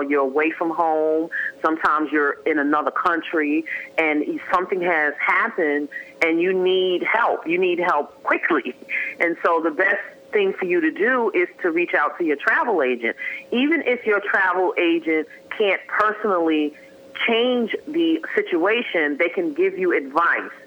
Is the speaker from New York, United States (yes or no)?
yes; New York City, New York, United States; we grew up in Harlem